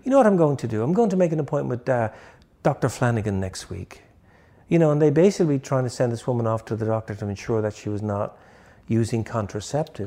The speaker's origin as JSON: {"language": "English", "town": "Dublin", "region": "Leinster", "country": "Ireland", "tie": "born or raised there", "also_born_or_lived": "England", "moved": "as an adult", "lives_now": "United States", "said": "I'm from Dublin"}